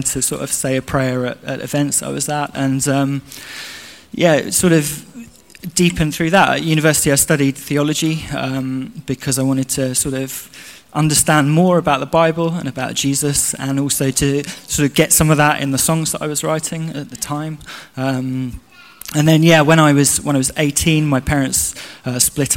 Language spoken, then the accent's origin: English; London, United Kingdom; moved away; I grew up in South London near Kew Gardens